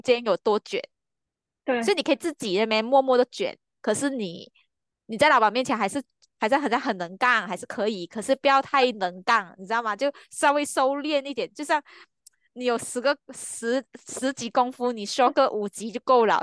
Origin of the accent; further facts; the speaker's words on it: Malaysia; 我是马来西亚人